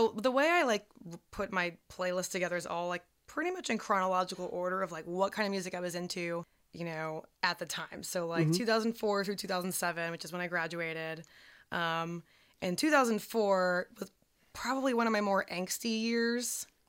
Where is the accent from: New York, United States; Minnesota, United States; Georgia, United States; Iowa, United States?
Georgia, United States; Buford; Yeah, so, you know, growing up in Buford, I didn't have a lot of friends because we moved a lot.